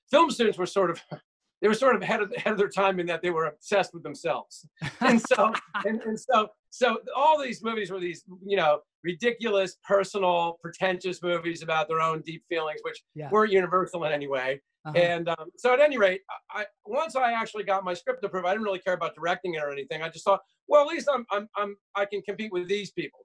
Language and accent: English; southern New Jersey, United States; moved away as an adult; also born or lived in Washington, D.C.; I grew up in southern New Jersey, on the beach, basically